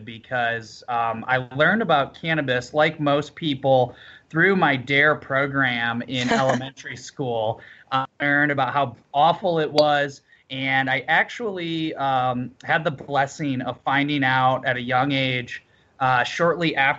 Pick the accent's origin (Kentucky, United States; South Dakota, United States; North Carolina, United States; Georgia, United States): South Dakota, United States; moved away; also born or lived in Denver; my state capital, where I grew up in South Dakota